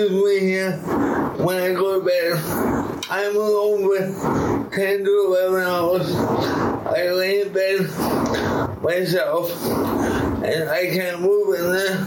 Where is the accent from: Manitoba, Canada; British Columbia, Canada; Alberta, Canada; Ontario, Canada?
Manitoba, Canada; Winnipegosis; also born or lived in Dauphin, Manitoba / Miami; I was born in Dauphin, and then I've been in Winnipegosis for most of my life.